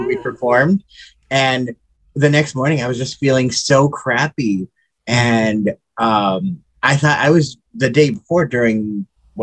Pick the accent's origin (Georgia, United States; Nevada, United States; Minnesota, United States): Minnesota, United States; Reamer; I grew up in Reamer